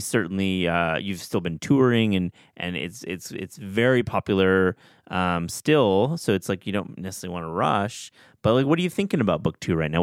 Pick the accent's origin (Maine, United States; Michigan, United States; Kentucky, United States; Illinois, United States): Michigan, United States; West; growing up in West Michigan